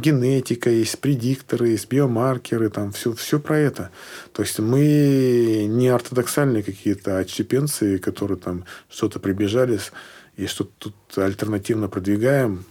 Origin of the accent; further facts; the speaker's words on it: Sochi, Krasnodar Krai, Russia; moved away; also born or lived in Tyumen; я приехал к себе в родной город Сочи